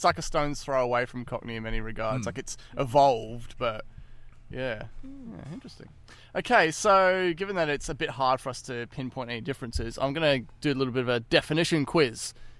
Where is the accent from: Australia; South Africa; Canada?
Australia; Brisbane, Queensland; also born or lived in United Kingdom / Perth; So I was actually born in UK, moved to Perth when I was very, very young. And then I moved to Queensland also when I was like year two or something.